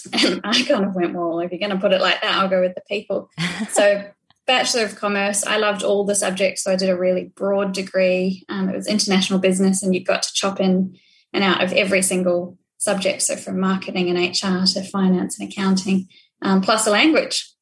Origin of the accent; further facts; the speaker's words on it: New Zealand; also born or lived in Dunedin, New Zealand; I grew up in New Zealand, born and bred